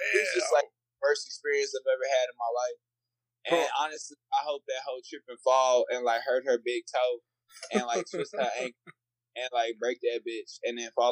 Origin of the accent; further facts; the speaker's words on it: Rosenberg, Texas, United States; now in Houston, United States; I grew up in Rosenberg